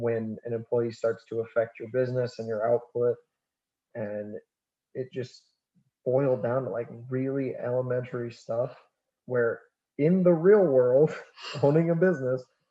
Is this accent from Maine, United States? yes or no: yes; Maine, United States; the way that I grew up, again, that backwoods. The backwoods Maine. Backwoods farm boy thing.